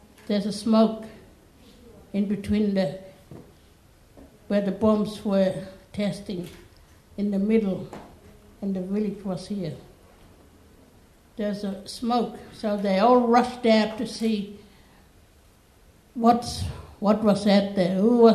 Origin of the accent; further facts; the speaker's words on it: Yalata, South Australia, Australia; I'm from Yalada. My family's come from other side of Maralinga.